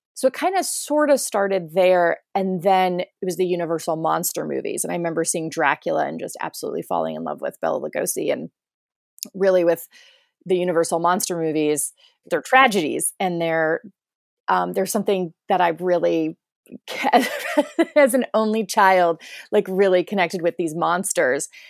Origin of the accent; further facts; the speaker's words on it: rural area an hour east of Cleveland, Ohio, United States; moved away; we're about an hour east of Cleveland